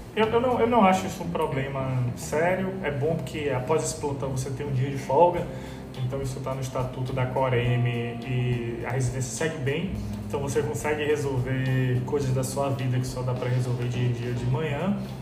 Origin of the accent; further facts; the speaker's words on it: João Pessoa, Paraíba, Brazil; moved away as an adult; also born or lived in Recife; now in Salvador, Brazil; Sou de João Pessoa